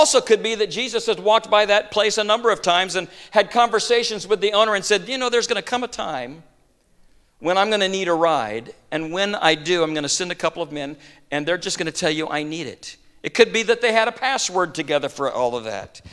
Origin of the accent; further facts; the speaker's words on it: Midwest, United States; I'm a farm kid. I grew up in the Midwest, and I grew up around horses and donkeys